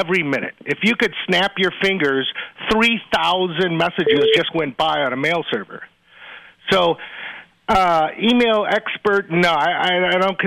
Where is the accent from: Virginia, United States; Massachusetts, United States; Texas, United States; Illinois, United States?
Illinois, United States; Champaign; Growing up on the Plato system, Novanet, the Cray 2000 by CDC in Champaign-Urbana, Illinois